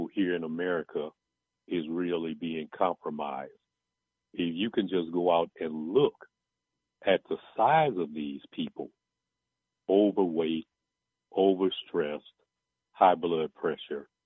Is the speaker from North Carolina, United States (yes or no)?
no; East St. Louis, Illinois, United States; I'm from the East St. Louis area